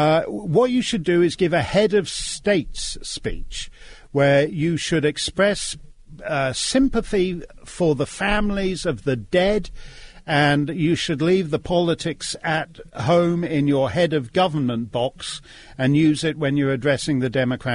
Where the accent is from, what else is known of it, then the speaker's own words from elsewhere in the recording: Toronto, Ontario, Canada; I was born in Toronto, which is just an hour up the Queen Elizabeth Way from Buffalo.